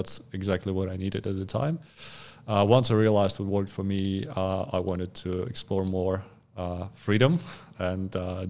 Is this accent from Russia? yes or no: yes; Far East, Russia; Well, if you're born and raised in Russia, it's pretty hard to avoid body weight training.